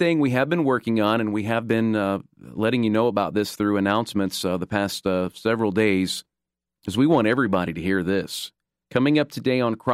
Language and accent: English; Kansas, United States; moved away; Kansas, my home state.